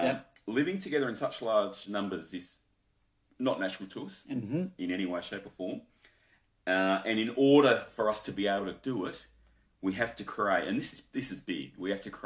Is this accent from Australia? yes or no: yes; Australia; So I'm an Australian